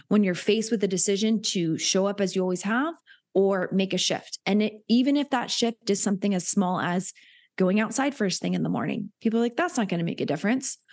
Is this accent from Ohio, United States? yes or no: no; Hilton Head, South Carolina, United States; I grew up in Hilton Head, which is a very wealthy area